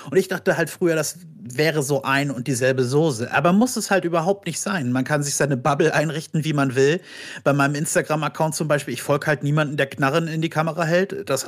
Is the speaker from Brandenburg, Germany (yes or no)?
yes; Brandenburg an der Havel, Brandenburg, Germany; Hier aus Brandenburg. Ach, was? Ich auch. Wie? Aus welcher Stadt? Ja, Brandenburg an der Havel. Oh mein Gott, ich auch.